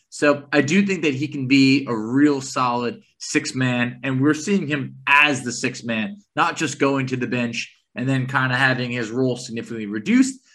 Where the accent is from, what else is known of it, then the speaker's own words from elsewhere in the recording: New York, United States; growing up in New York